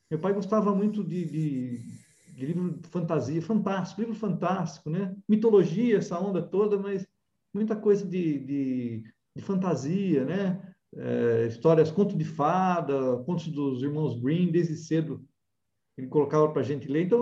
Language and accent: Portuguese; Amparo, São Paulo, Brazil; Na verdade, eu sou paulistano. Ah, é? São Paulo. É, ah, é, mas você se criou em Amparo